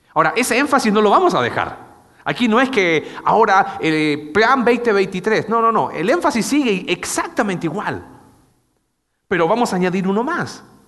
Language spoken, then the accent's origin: Spanish; Chile